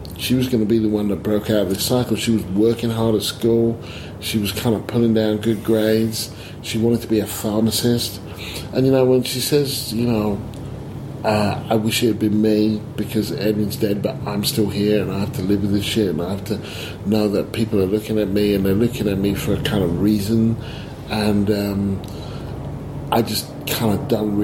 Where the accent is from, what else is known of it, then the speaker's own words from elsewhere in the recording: Stevenage, East of England, United Kingdom; I grew up in Stevenage